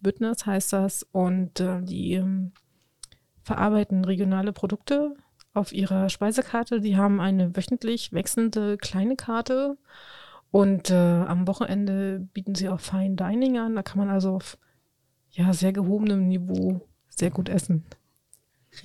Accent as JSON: {"language": "German", "area": "Spreewald", "region": "Brandenburg", "country": "Germany", "moved": "yes", "said": "ich komme ja ursprünglich aus dem Spreewald"}